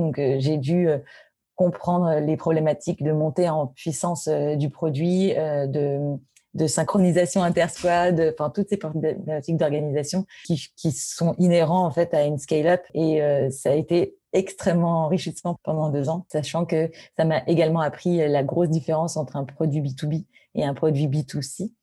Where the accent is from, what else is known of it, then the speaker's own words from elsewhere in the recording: Paris, Île-de-France, France; je suis parisienne. J'ai été élevée à Paris, j'ai grandi à Paris